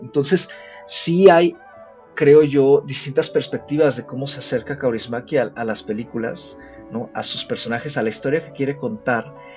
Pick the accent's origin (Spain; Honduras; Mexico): Mexico; acá como audiencia mexicana